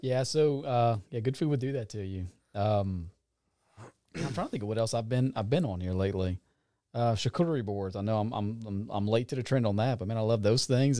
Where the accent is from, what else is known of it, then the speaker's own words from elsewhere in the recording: Franklin, Louisiana, United States; was from the Franklin area.